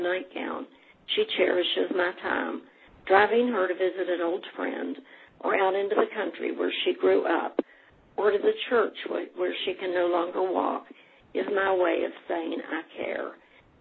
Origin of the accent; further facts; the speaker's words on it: Putnam County, West Virginia, United States; now in Ohio, United States; born and raised in Putnam County and now residing in Ohio.